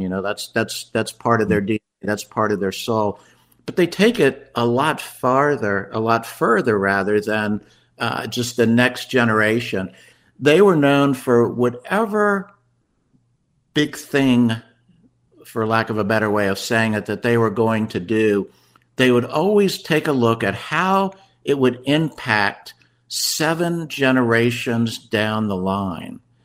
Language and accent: English; Washington, District of Columbia, United States; moved away as an adult; also born or lived in Chapel Hill, North Carolina; now in Asheville, United States; I grew up in the Washington, D.C. area